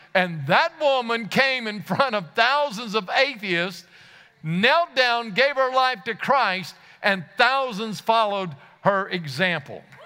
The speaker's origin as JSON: {"language": "English", "region": "Louisiana", "country": "United States", "said": "I come from Louisiana"}